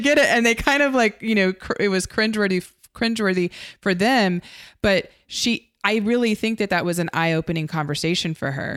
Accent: United States; as an American, um, and as a filmmaker

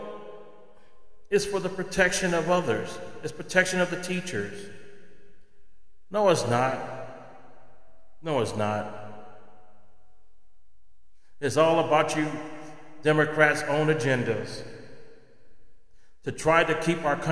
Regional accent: United States; as American citizens

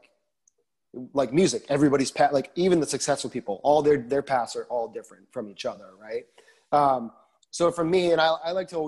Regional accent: Massachusetts, United States; moved away as an adult; also born or lived in Boston; now in Nashville, United States; I'm born and raised in Massachusetts

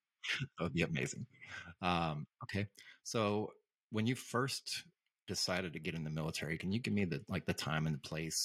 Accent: St. Louis, Missouri, United States; I grew up outside of St. Louis, so not officially in St. Louis, but in and around St. Louis, in the same kind of situation.

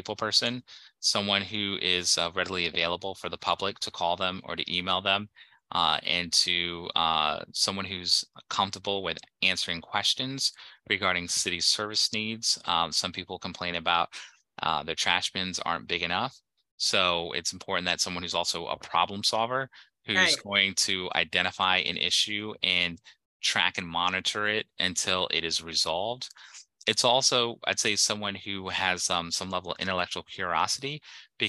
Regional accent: United States; first language English; also born or lived in London; now in Brockton, United States; growing up in America, you know, I only learned to speak English

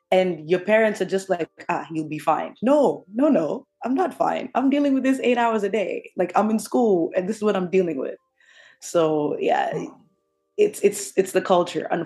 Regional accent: New Jersey, United States; um, growing up in Jersey, uh, like I said, one thing I told you is Tim's.

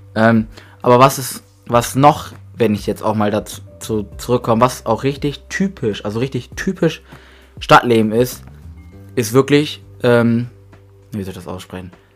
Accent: Grasberg, Lower Saxony, Germany; wir leben, wir leben schon immer auf dem Dorf

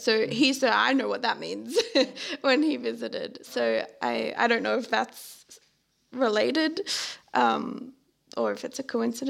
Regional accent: Australia; moved away as an adult; now in Netherlands; as someone who is Australian and went through Australian schooling

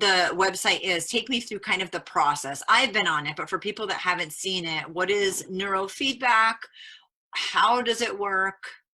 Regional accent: Rhode Island, United States; accent: Rhode Island; Well, I'm from New England and I had an accent that was very Rhode Island. And in the US, it was really different.

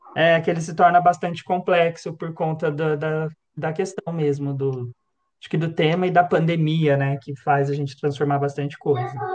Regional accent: São José dos Campos, São Paulo, Brazil; sou aqui de São José dos Campos

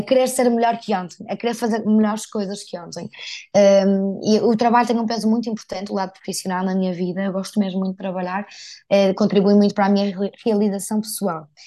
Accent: Porto, Norte, Portugal; accent: northern; moved away as an adult; now in Lisbon, Portugal; eu sou do Porto e moro em Lisboa já há cinco anos

